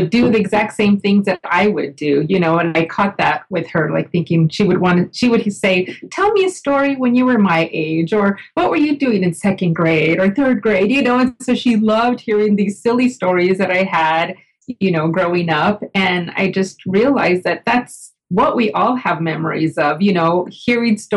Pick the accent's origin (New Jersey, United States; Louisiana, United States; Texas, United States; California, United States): Texas, United States; El Paso; I grew up in El Paso, Texas